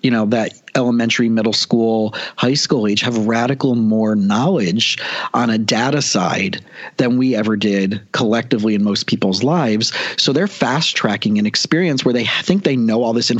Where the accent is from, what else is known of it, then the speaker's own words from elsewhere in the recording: South Florida, United States; I grew up down here in South Florida and a really average family